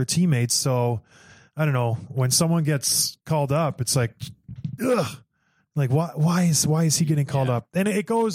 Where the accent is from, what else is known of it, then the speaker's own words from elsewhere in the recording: Canada; I am Canadian